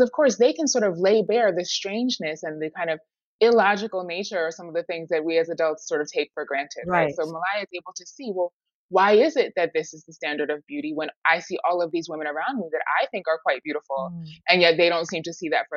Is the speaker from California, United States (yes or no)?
no; New York City, New York, United States; Harlem, for me, you know, it's my hometown.